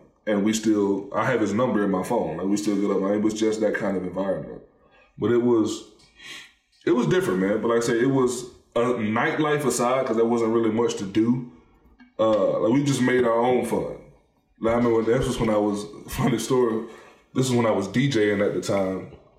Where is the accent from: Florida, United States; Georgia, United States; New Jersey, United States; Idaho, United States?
Georgia, United States; moved away as an adult; also born or lived in Louisiana / Kentucky; now in Lexington, United States; I'm from Georgia. I went to school for 2 years in Louisiana. And then I graduated from, Pikeville College when I went. It's University of Pikeville now. But, like, when I got to Kentucky